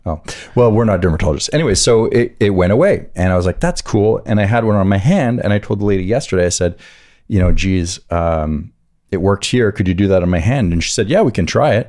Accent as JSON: {"language": "English", "area": "Atlantic side of the country", "region": "East Coast", "country": "United States", "tie": "born or raised there", "said": "I grew up on the Atlantic side of the country"}